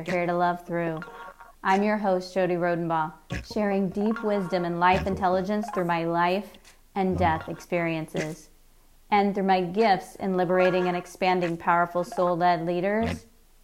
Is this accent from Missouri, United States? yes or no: yes; Kansas City, Missouri, United States; I am from Kansas City, Missouri, the heart of America